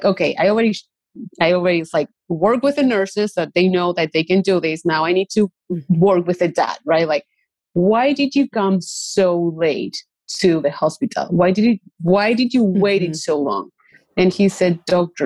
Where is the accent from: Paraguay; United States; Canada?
Paraguay; moved away; I grew up in a place, like I grew up in Paraguay.